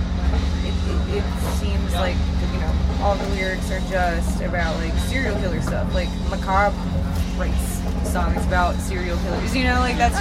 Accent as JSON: {"language": "English", "town": "Pittsburgh", "region": "Pennsylvania", "country": "United States", "said": "I'm from Pittsburgh"}